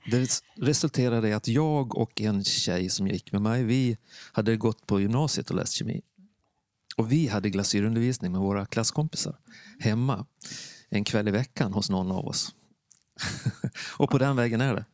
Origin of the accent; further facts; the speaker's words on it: Borlänge, Dalarna County, Sweden; moved away; also born or lived in Värmland; Jag kommer från Dalarna, från Stora Tuna. Mm. Eller Borlänge som man säger nu för tiden.